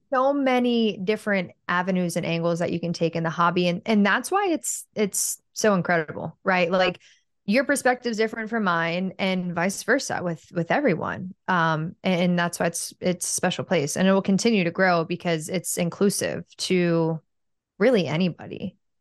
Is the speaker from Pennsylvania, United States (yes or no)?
yes; Pittsburgh, Pennsylvania, United States; moved away; I'm from Pittsburgh